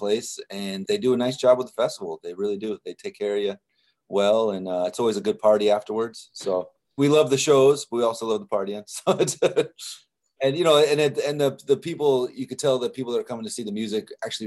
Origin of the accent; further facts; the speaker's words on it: Bakersfield, California, United States; also born or lived in Morristown, New Jersey; I was born in Morristown, New Jersey, but I grew up in California, in Bakersfield, California